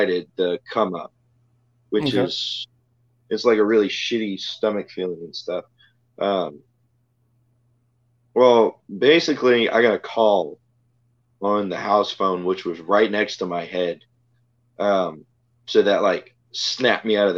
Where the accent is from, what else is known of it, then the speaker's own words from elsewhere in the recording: Jones Creek, Texas, United States; now in Freeport, United States; driving through from Jones Creek, which was my hometown, to Freeport, which is where I am right now.